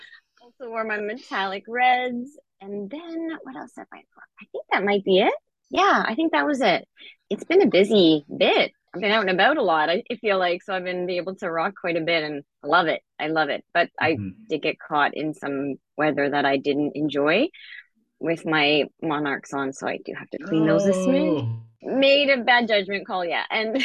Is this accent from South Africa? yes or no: yes; South Africa; now in Canada; And I'm South African.